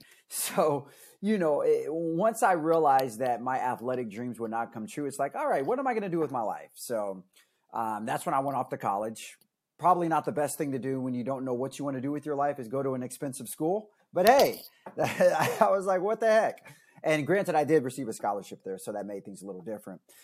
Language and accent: English; Stockton, California, United States; moved away as an adult; I was born and raised in Stockton.